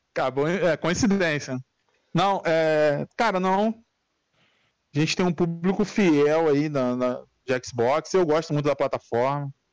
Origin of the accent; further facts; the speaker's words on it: São Gonçalo, Rio de Janeiro, Brazil; Sou, sou do Rio